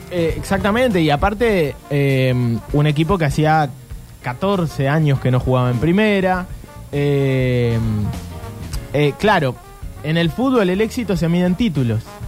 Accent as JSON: {"language": "Spanish", "country": "Argentina"}